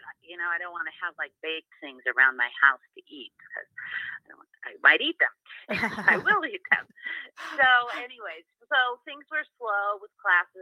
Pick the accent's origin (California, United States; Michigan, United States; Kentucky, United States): California, United States; moved away as an adult; also born or lived in Laguna Beach, California; now in Park City, United States; I'm from California, so I learned to cook and grew up cooking with a full access to ingredients that were locally grown